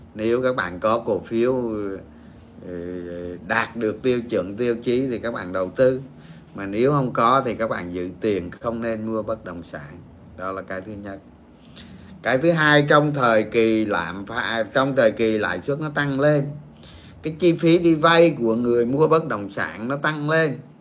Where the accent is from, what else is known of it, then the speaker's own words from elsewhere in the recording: Dong Nai, Vietnam; quê tôi ở đồng nai